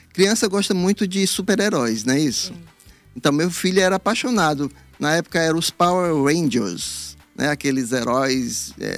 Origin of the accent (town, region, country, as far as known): Teresina, Piauí, Brazil; born or raised there; moved away as an adult; also born or lived in Parnaíba / Rio de Janeiro